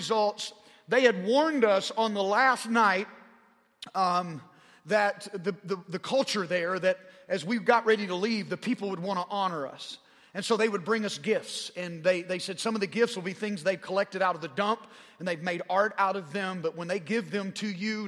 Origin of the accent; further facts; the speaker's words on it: Arkansas, United States; accent: southern drawl; I'm a redneck from Arkansas